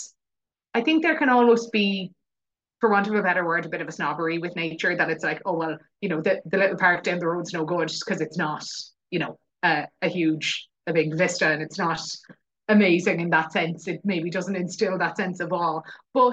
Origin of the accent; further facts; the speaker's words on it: West Cork, Munster, Ireland; also born or lived in England; I grew up in West Cork. Like I'm at the very, very bottom tip of the most southwesterly corner